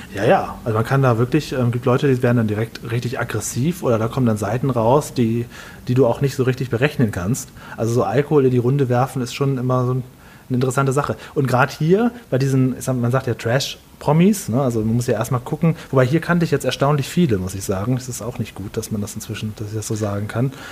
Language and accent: German; Stade, Lower Saxony, Germany; now in Düsseldorf, Germany; Ich bin aber gebürtig aus Stade. Stade ist eine kleine Stadt vor Hamburg oder nach Hamburg